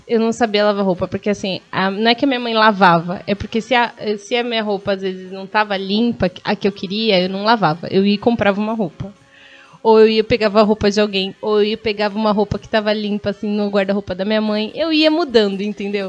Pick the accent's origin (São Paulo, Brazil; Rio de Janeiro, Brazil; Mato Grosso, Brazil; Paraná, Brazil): São Paulo, Brazil; Guarulhos; sou de Guarulhos, mas eu amo ser guarulhense de verdade